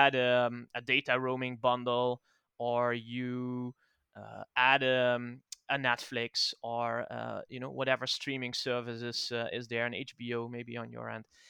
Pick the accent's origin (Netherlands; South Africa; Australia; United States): Netherlands; English is a second language; I'm, I'm from the Netherlands